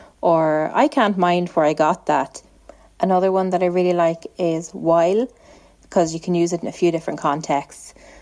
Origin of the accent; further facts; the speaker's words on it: Donegal, Ulster, Ireland; Hi, I'm … and I'm from Donegal. There's a few words that we say in Donegal that I really like.